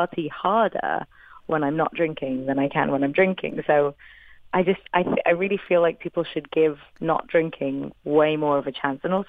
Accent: Wales, United Kingdom; first language English; moved away; I'm a Welsh woman

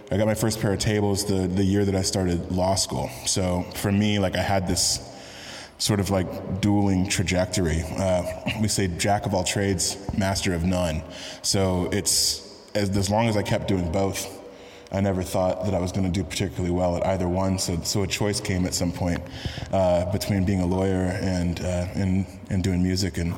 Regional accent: San Francisco, California, United States; also born or lived in Texas / Kentucky; I grew up in in San Francisco primarily. Uh, I'm a Bay Area kid. I've lived more over 20 years there, which is more than any other point anywhere else in my life. But my formative years were in Texas, high school and undergrad.

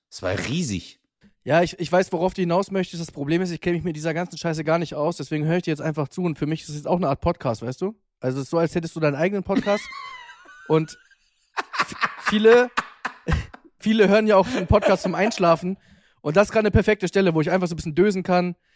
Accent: Hamburg, Germany; Also, auf jeden Fall war das eine Wiese äh, bei uns in Hamburg, in Bergedorf, in Lohbrügge, ja?

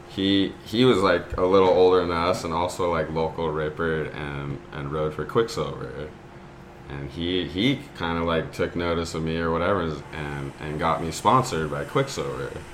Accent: Newport Beach, California, United States; I grew up in Newport Beach, and my parents surfed.

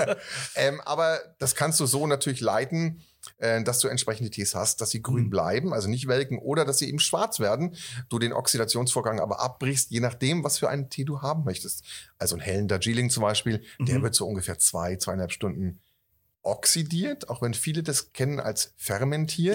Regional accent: Northern Germany, Germany; moved away; also born or lived in Franconia; ich bin ja Norddeutscher

